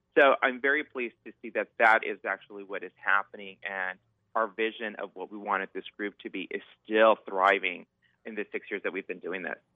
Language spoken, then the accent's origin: English; Southern California, United States; moved away as an adult; now in Seattle, United States; I'm originally from Southern California